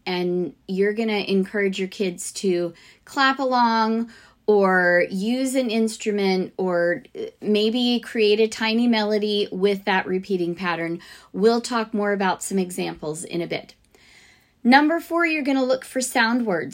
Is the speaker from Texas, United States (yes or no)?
no; Fort Lauderdale, Florida, United States; now in Alabama, United States; I grew up in South Florida, like way south, Fort Lauderdale area.